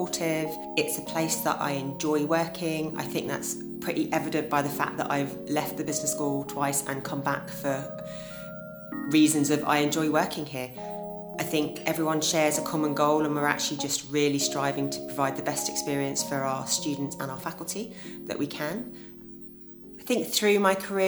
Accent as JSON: {"language": "English", "town": "Epsom", "region": "South East England", "country": "United Kingdom", "tie": "born or raised there", "also_born_or_lived": "London", "said": "I grew up in Epsom in Surrey, which is in the commuter belt. I lived there for all of my childhood"}